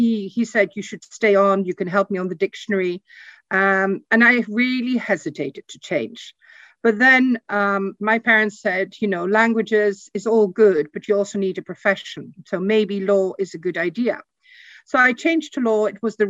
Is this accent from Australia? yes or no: no; Burgos, Castile and León, Spain; also born or lived in Netherlands; I grew up in Spain. I was 2 years old when I left for Spain. My father worked for Heineken and opened the Spanish market. We started up living in a town north of Madrid called Burgos, which is a very small provincial town.